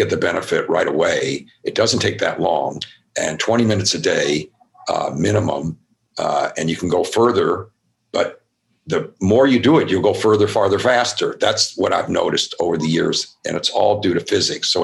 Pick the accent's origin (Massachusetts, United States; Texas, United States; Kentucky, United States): Kentucky, United States; Louisville; I grew up in Kentucky, Louisville, Kentucky